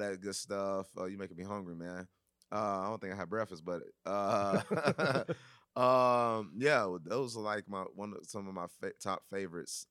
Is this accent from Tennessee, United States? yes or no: yes; Nashville, Tennessee, United States; We're from Nashville, you know, we do the same thing, you know, we were do hip hop, but also we was raised on country music